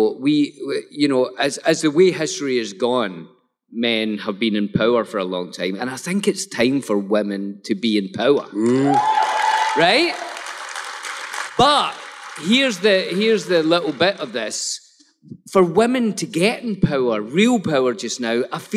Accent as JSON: {"language": "English", "region": "Scotland", "country": "United Kingdom", "said": "I'm Scottish"}